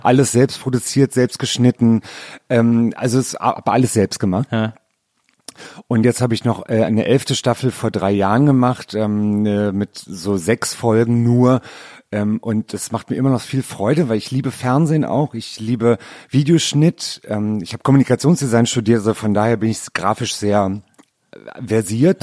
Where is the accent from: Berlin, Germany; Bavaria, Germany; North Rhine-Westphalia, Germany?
Berlin, Germany; Also ich bin ja in Berlin geboren